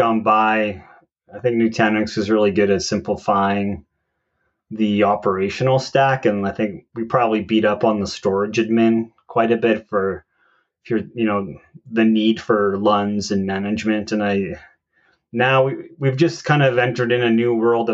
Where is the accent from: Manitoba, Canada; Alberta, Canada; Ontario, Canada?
Alberta, Canada; Calgary; I always tell people I'm from Calgary